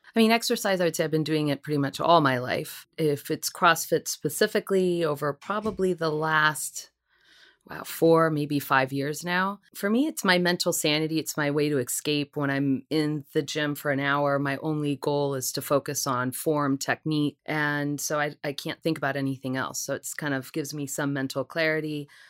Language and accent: English; Seattle, Washington, United States; moved away as an adult; also born or lived in Puerto Rico / Long Island, New York; now in New York City, United States; I was born and raised in Puerto Rico, lived there for about seven years before I moved out to the West Coast, Seattle, Washington.